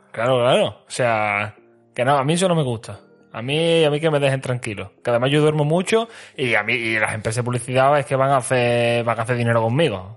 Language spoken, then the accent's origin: Spanish; Andalusia, Spain; moved away; Yo me voy a ir al sur, a mi tierra